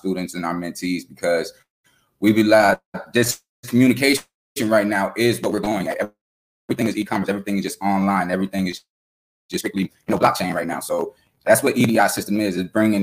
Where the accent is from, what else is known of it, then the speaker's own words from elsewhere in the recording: Fort Lauderdale, Florida, United States; I'm coming from Fort Lauderdale, Florida, where, you know, we learn different things